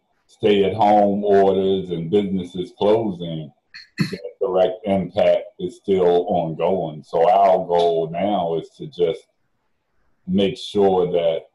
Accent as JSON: {"language": "English", "town": "Baltimore", "region": "Maryland", "country": "United States", "said": "I'm a community advocate from West Baltimore"}